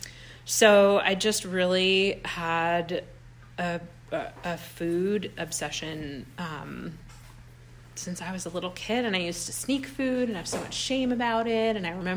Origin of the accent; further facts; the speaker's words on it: Sacramento, California, United States; moved away as an adult; also born or lived in Bay Area; now in East Bay, United States; I'm from Sacramento